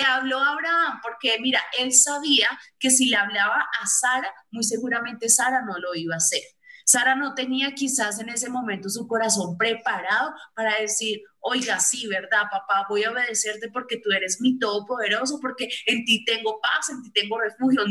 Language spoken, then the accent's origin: Spanish; Colombia; aquí en Colombia hace mucho, pero mucho frío